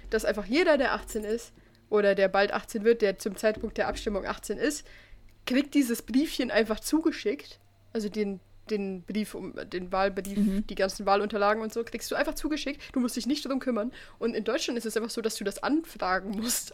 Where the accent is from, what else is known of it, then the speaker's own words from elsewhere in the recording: Switzerland; bei uns in der Schweiz